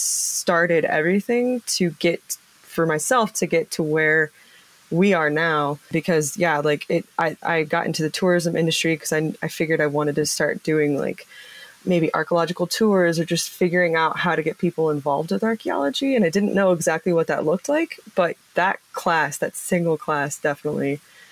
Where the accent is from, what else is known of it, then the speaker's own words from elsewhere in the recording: Pueblo, Colorado, United States; my hometown of Pueblo, Colorado.